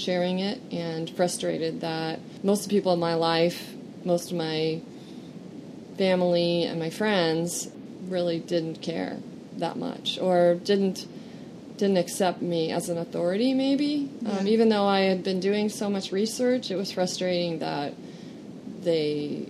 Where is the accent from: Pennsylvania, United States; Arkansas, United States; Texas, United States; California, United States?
California, United States; Encinitas; also born or lived in Idaho; I was raised in Encinitas, California, by an engineer